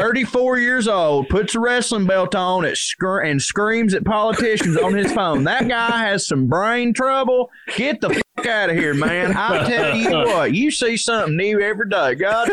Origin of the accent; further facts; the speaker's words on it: Tennessee, United States; I grew up in East Tennessee, all right? Those are where my people are, God damn it.